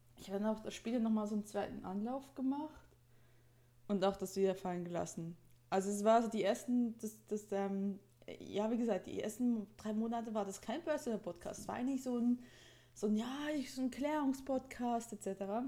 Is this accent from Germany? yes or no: no; Switzerland; accent: Swiss; moved away; weil ich ja immer aufgezogen wurde für meinen Akzent